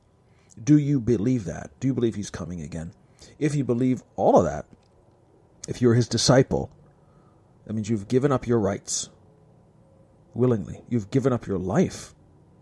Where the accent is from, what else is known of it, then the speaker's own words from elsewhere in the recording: United States; I am an American